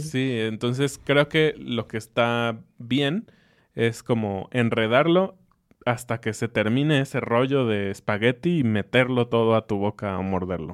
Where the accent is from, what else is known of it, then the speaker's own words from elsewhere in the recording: Mexico; para mí como mexicano